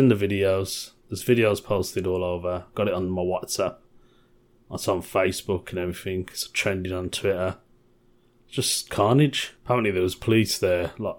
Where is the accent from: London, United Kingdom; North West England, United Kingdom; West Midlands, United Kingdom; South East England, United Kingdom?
West Midlands, United Kingdom; Birmingham; Being a Brummie, obviously I've already mentioned it before, I'm quite proud of my city. I'm proud to be a Brummie.